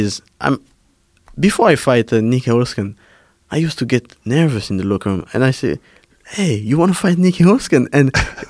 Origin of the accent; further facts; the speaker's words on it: Paris, Île-de-France, France; English is a second language; also born or lived in Cameroon; I was born in Cameroon, and then my mom moved to Paris when I was 8, and then 1 hour later, my sister and I went to Paris to follow my mom